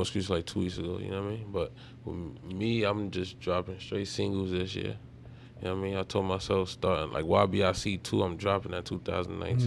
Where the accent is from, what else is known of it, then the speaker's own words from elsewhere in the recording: New York City, New York, United States; I'm from East Harlem